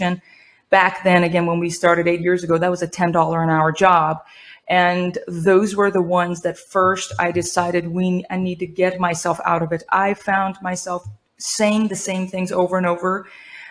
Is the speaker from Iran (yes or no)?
yes; Iran; also born or lived in Spain / New Mexico, United States; now in United States; I was born and raised in Iran